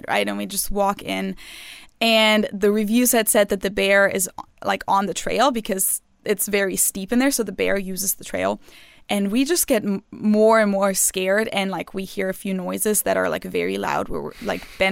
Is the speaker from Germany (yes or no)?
yes; Munich, Bavaria, Germany; moved away; growing up in Munich, like our summer break in Bavaria usually starts about now